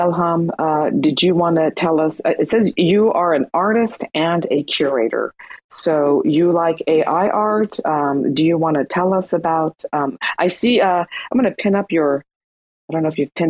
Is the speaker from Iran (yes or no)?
yes; Iran; now in United States; I'm from Iran, living in the States